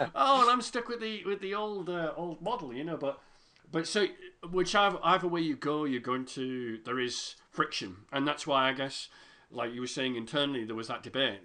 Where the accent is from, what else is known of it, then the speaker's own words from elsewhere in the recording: United Kingdom; I'm British